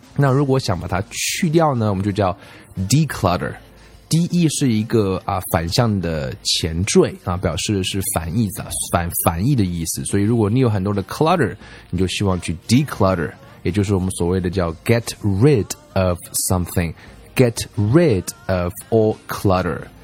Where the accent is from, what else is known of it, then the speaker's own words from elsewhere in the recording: China; 在我们中国人看来